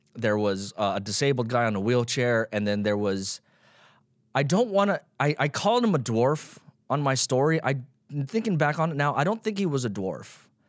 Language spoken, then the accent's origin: English; Las Vegas, Nevada, United States; now in Los Angeles, United States; I grew up in Las Vegas.